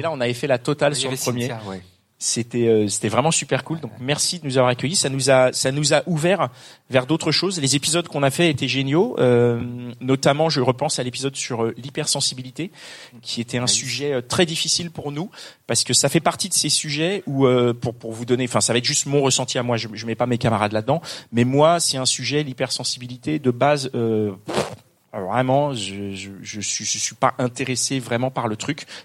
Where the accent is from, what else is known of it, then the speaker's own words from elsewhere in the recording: Paris, Île-de-France, France; on a toujours eu ce côté parisien parce qu'on est parisien.